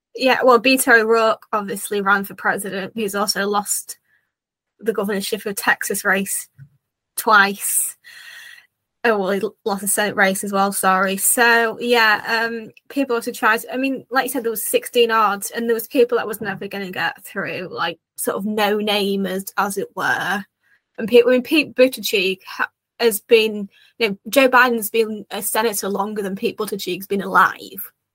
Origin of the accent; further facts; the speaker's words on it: United Kingdom; as a Brit